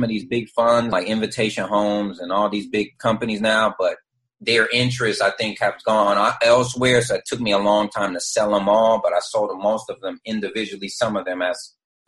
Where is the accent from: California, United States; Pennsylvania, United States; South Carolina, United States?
California, United States; Oakland; moved away as an adult; now in Atlanta, United States; I'm originally from Northern California, a place called Oakland, California, and I moved to Atlanta at the age of 20